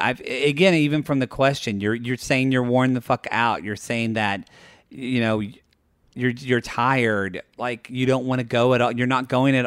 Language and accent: English; Oklahoma, United States; I knew what that is, and I'm from Oklahoma.